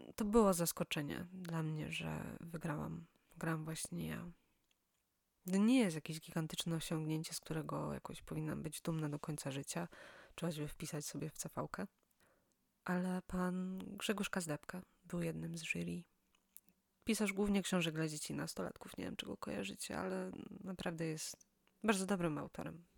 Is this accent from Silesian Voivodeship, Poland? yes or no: yes; Silesian Voivodeship, Poland; moved away as an adult; now in Poznań, Poland; Pochodzę z małego miasta na Śląsku.